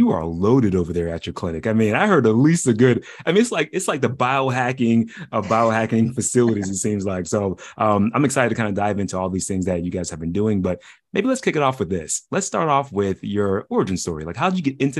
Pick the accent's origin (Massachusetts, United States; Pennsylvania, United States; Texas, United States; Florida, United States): Pennsylvania, United States; Pittsburgh; I'm from Pittsburgh